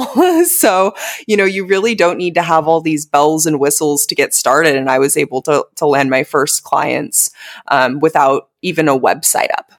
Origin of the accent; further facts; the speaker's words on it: United States; moved away as an adult; also born or lived in Southeast Asia; still making money back in my home country. 'Cause as we know in the U S